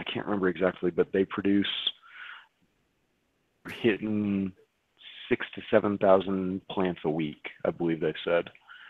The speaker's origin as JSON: {"language": "English", "country": "Canada", "said": "We had speakers from China, we had speakers from all over the US, I'm from Canada."}